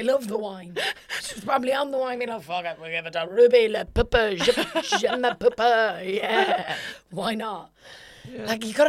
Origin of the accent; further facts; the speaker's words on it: Ireland; now in United Kingdom; For example, I live in England.